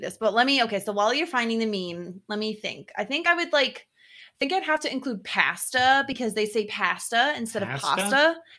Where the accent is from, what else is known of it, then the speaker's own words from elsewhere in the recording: United States; We're Americans.